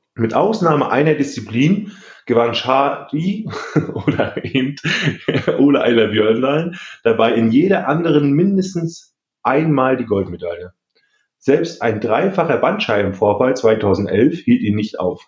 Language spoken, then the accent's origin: German; East Germany, Germany; ich bin selber Ossi